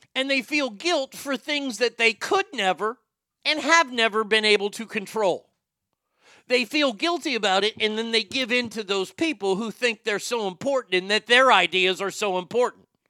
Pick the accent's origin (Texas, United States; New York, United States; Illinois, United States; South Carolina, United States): Texas, United States; Garland; my hometown